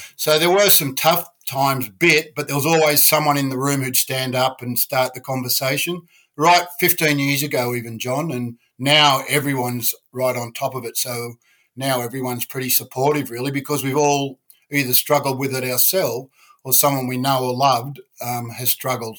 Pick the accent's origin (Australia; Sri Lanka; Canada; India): Australia; Sydney, New South Wales; I was brought up around the Balmain, North Ryde area, brought up fighting